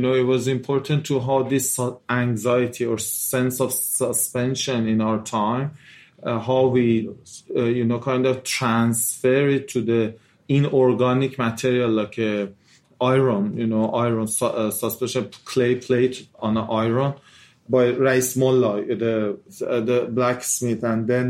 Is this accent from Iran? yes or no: yes; Iran; we are from Iran